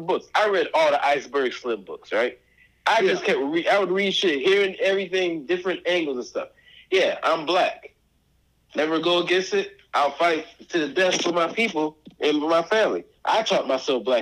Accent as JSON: {"language": "English", "town": "Buffalo", "region": "New York", "country": "United States", "tie": "born or raised there", "said": "I grew up in Buffalo, New York, Bailey Avenue, Bailey Kensington area"}